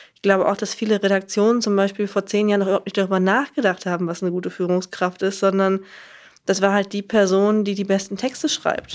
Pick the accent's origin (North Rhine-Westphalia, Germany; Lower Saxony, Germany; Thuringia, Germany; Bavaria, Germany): Lower Saxony, Germany; ich komme aus Niedersachsen, in einem Kaff in Niedersachsen